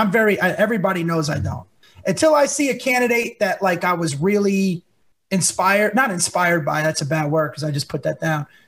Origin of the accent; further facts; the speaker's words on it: New Jersey, United States; I'm a Catholic from New Jersey